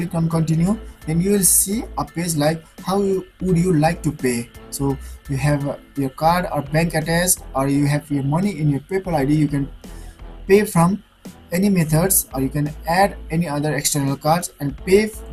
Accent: Nepal; I'm from Nepal

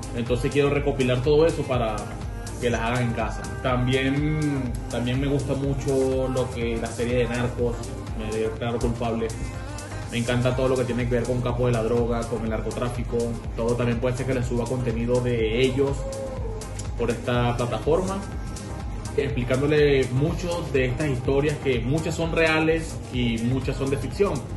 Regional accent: Venezuela; moved away as an adult; also born or lived in Curaçao / Aruba / United States; soy de Venezuela. En Venezuela tenía mi local de comida rápida

